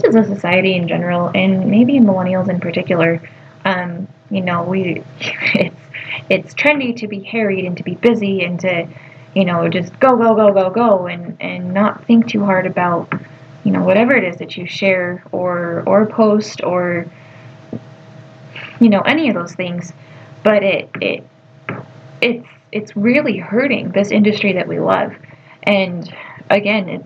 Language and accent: English; United States; we as American agriculturists